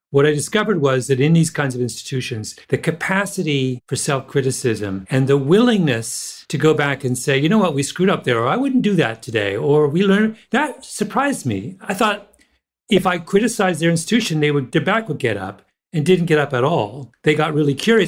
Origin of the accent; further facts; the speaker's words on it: Canada; moved away; also born or lived in Jamaica; I grew up in Canada